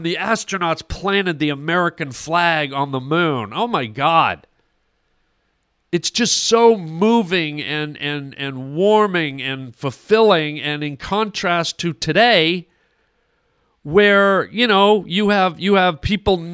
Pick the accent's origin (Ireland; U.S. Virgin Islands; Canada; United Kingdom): Canada; now in United States; I'm Canadian